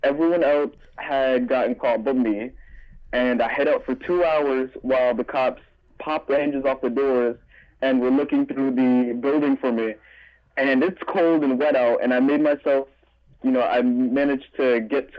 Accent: New York City, New York, United States; also born or lived in North Carolina; Yeah, I grew up here.

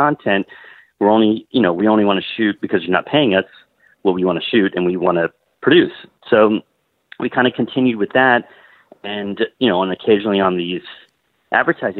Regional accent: Miami, Florida, United States; I grew up in Miami

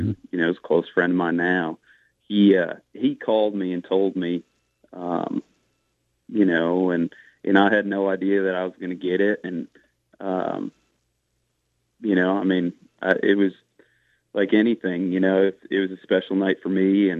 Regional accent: Northeast, United States; moved away as an adult; now in Charleston, United States; I'm from the Northeast.

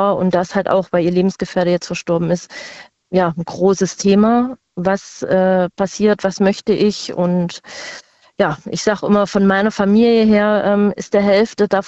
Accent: Saxony, Germany; born or raised there; now in Rhineland-Palatinate, Germany

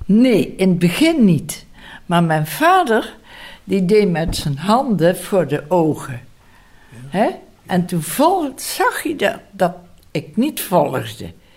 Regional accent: Gennep, Limburg, Netherlands; Ik ben geboren in Genp, Limburg

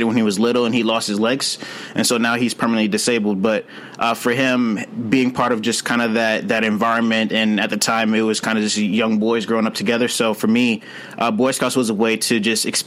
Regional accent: St. Louis, Missouri, United States; moved away; also born or lived in Philadelphia; growing up in St. Louis

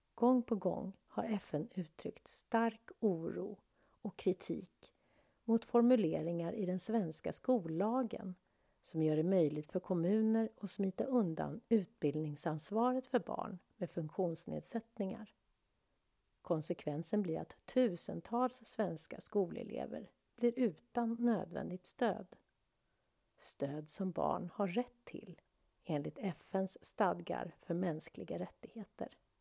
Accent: Sweden; Vi svenskar

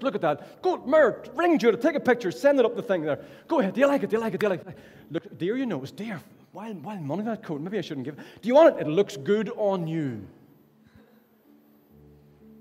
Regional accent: Ballynahinch, Northern Ireland, United Kingdom; now in Derry, United Kingdom; So I'm from Ballinahinch.

